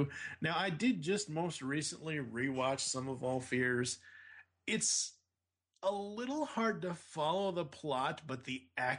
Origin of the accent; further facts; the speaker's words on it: Boston, Massachusetts, United States; I'm from Boston